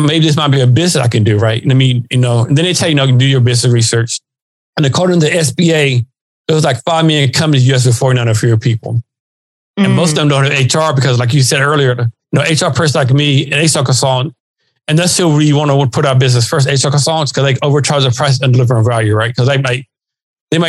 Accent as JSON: {"language": "English", "region": "Texas", "country": "United States", "tie": "born or raised there", "also_born_or_lived": "Oklahoma / Seattle area", "moved": "yes", "lives_now": "Seattle, United States", "said": "I was born and raised in Texas."}